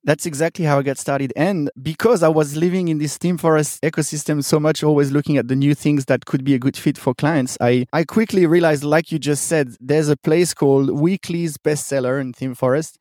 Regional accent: Switzerland; moved away as an adult; also born or lived in Sydney, Australia; I'm originally from Switzerland

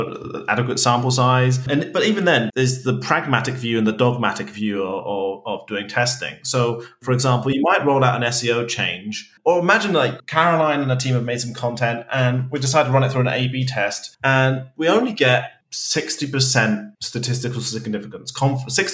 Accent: United Kingdom; as a British person

